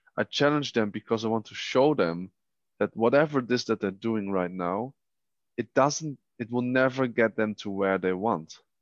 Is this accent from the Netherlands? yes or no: yes; Netherlands; moved away as an adult; now in Vienna, Austria; I was born in the Netherlands